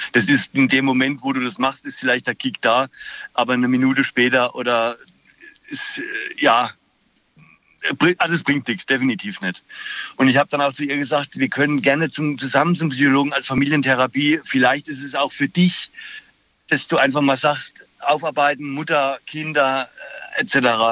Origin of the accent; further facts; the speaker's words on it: Germany; ich komme aus der Ecke Würzburg. Tauberbischofshagen, Würzburg, da die Gegend.